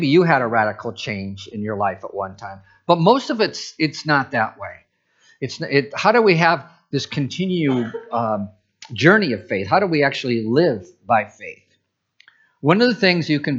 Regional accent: Midwest, United States; moved away as an adult; now in Pacific Northwest, United States; I'm from the Midwest

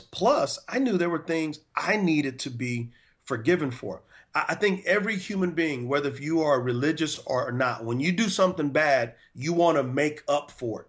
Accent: San Antonio, Texas, United States; moved away as an adult; also born or lived in Provo, Utah; now in North Carolina, United States; I'm originally from San Antonio, Texas, and I went to a high school called Converse Judson

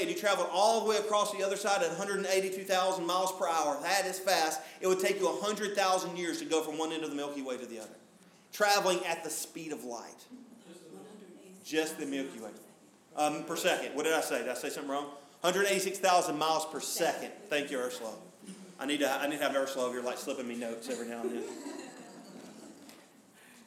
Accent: Smoky Mountains, United States; I grew up driving in the Smoky Mountains

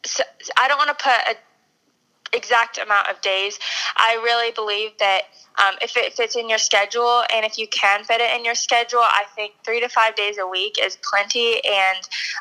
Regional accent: Arizona, United States; also born or lived in Texas; I grew up in Arizona

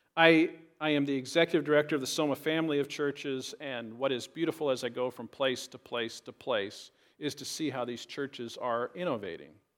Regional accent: Richland, Washington, United States; a regular Baptist church that I grew up in in Richland

